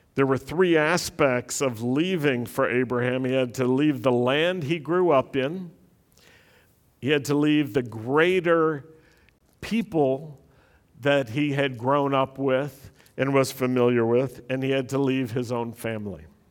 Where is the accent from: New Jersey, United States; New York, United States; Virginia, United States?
Virginia, United States; Roanoke; the Jewish community in my hometown, Roanoke, Virginia